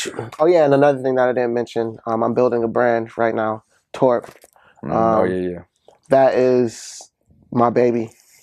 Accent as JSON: {"language": "English", "town": "Ann Arbor", "region": "Michigan", "country": "United States", "tie": "born or raised there", "said": "I'm from Ann Arbor, Michigan. Okay. Born and raised all my days, 700 block, North Mapleville boy."}